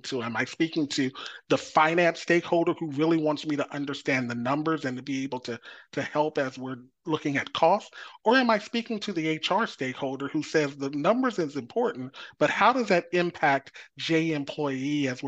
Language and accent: English; Texas, United States; moved away; I grew up in Texas